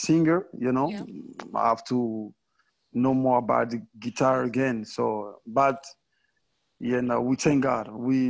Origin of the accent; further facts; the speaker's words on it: DR Congo; I'm from Congo, DRC.